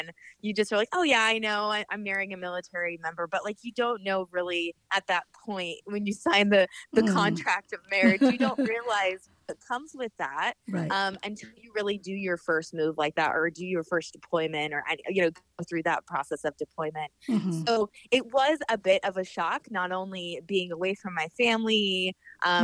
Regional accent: Seattle, Washington, United States; moved away as an adult; also born or lived in Tokyo, Japan; now in Virginia, United States; I grew up in Seattle.

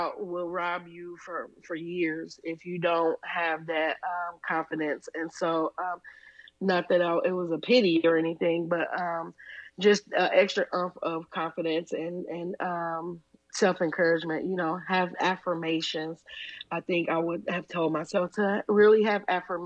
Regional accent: Midwest, United States; Born and raised in the Midwest, we don't have beaches

